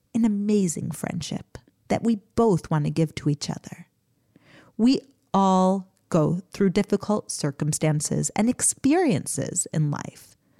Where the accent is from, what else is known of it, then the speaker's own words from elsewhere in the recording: United States; Growing up in America